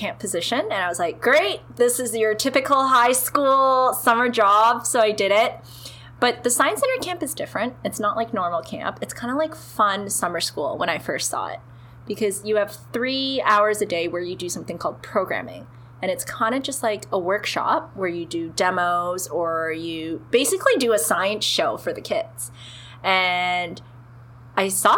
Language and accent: English; Toronto, Ontario, Canada; now in Ottawa, Canada; I'm originally from Toronto, grew up there, and then I moved to Ottawa